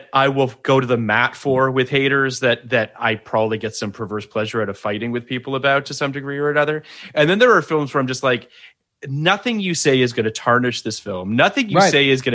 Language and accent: English; Canada; I'm Canadian